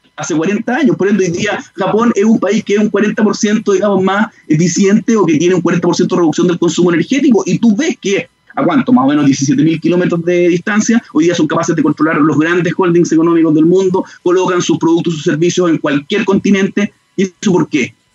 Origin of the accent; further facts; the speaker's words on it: Chile; como chilenos